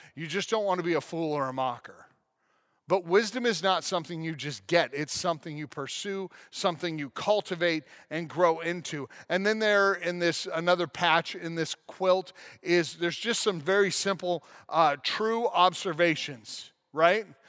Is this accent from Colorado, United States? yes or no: yes; Colorado National Monument, United States; on the Colorado National Monument in my hometown